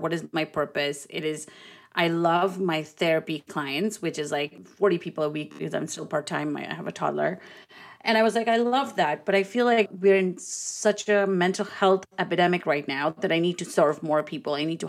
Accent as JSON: {"language": "English", "country": "India", "said": "I'm Indian. I mean, it has ancient roots."}